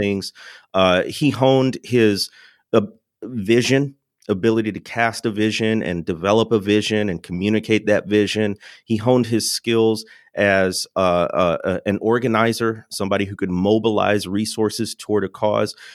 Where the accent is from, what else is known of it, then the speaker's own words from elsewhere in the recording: Chicagoland area, Illinois, United States; I don't claim I grew up in the city, but I am from